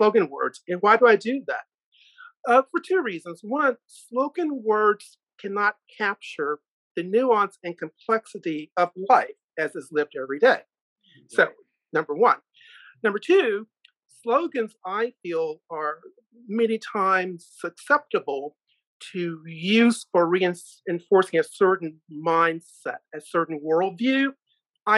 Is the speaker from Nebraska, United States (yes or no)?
no; Richmond, Virginia, United States; I was born in Richmond, Virginia